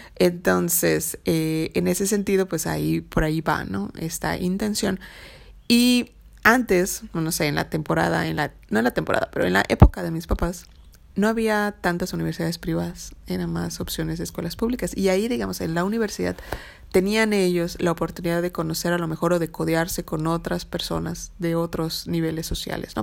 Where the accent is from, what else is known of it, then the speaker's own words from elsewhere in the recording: Mexico; como buenos mexicanos